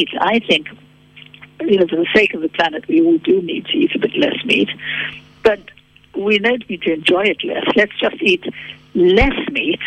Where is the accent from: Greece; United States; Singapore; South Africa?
South Africa; born or raised there; now in London, United Kingdom